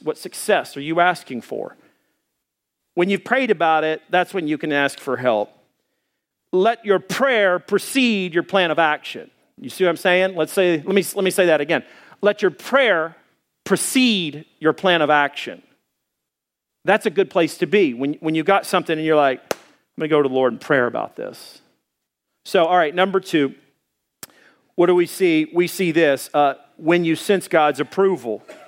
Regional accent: Arkansas, United States; moved away; I grew up back in Arkansas. We had forty acres of woodland.

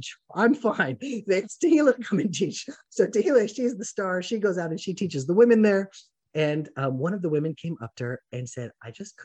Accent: Atlanta, Georgia, United States; now in Israel; I grew up in Atlanta, Georgia

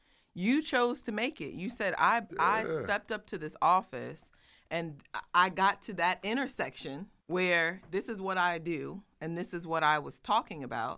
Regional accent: Iowa, United States; moved away; I'm from Iowa

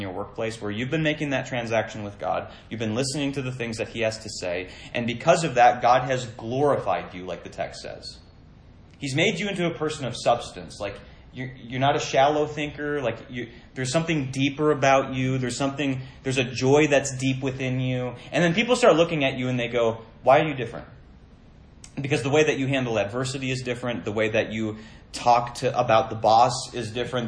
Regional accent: Minnesota, United States; I grew up in Minnesota

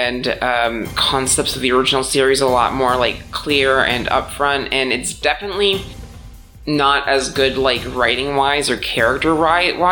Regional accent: Midwest, United States; growing up in the Midwest

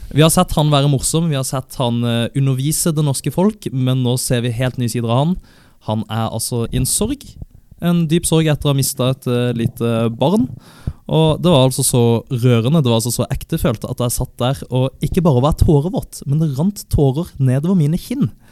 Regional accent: Kristiansand, Agder, Norway; jeg er 23 år, jeg er fra Kristiansand.

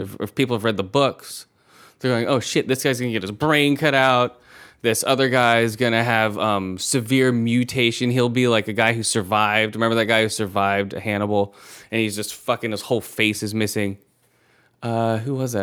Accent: Thailand; moved away; I was born in Thailand, so I'm Asian

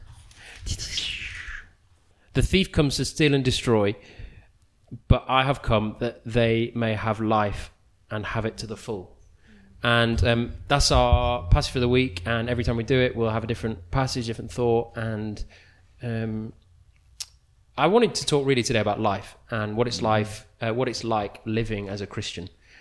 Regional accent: Wigan, North West England, United Kingdom; I'm from Wigan

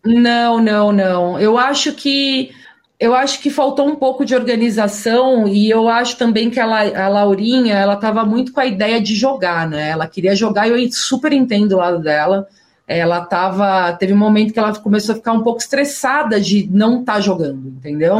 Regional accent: São Paulo, Brazil; also born or lived in Las Vegas, United States; eu sou muito paulista mesmo. Sou muito aqui, tipo, São Paulo, família, minha rotina

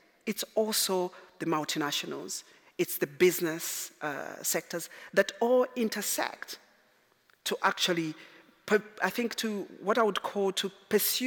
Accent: Zambia; moved away; I'm originally from Zambia.

